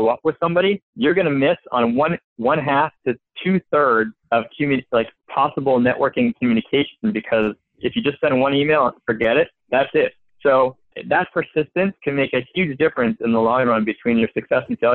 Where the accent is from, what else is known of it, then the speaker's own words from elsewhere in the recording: Montreal, Quebec, Canada; now in California, United States; I'm originally from Montreal. I spent about half my life there, half of my life in the U.S.